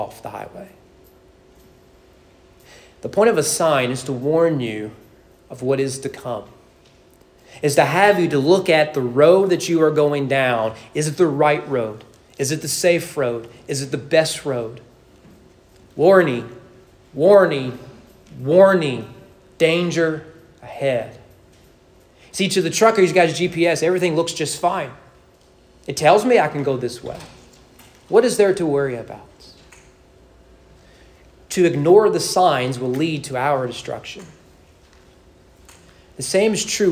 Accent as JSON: {"language": "English", "town": "Owenton", "region": "Kentucky", "country": "United States", "tie": "born or raised there", "said": "my hometown and you get on 127, go north, or you're up northern Kentucky, come to Frankfort, go south right on 127"}